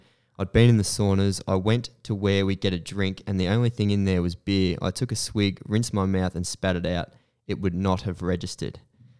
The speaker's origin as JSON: {"language": "English", "town": "Ballarat", "region": "Victoria", "country": "Australia", "tie": "born or raised there", "said": "My hometown."}